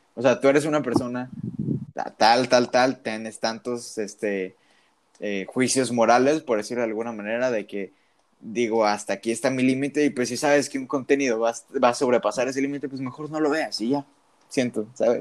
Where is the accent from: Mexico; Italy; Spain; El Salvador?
Mexico; tú y yo como mexicanos